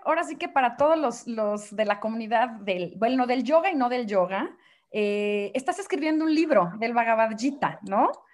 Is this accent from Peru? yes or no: no; Mexico; como decimos aquí en México